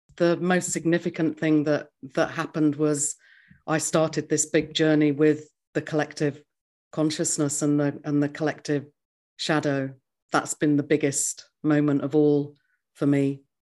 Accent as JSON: {"language": "English", "region": "England", "country": "United Kingdom", "tie": "born or raised there", "moved": "as an adult", "lives_now": "New Zealand", "said": "I grew up in England, and then at the age of thirty-three, I moved to New Zealand"}